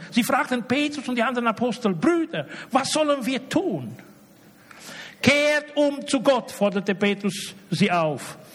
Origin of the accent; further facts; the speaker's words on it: Romania; Ich komme aus Rumänien.